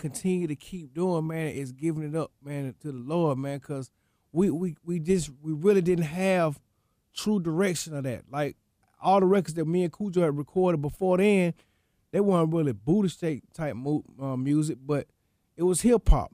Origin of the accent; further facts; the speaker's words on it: Atlanta, Georgia, United States; … lived that close to me growing up, man, being, I'm from the Swats